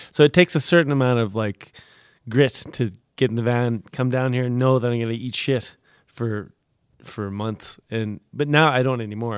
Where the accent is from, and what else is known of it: Canada